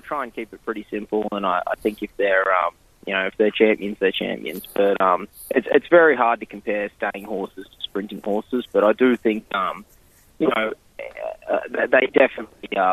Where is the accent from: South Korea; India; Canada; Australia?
Australia; Queensland; moved away as an adult; also born or lived in Sydney; now in New Jersey, United States; I grew up in Queensland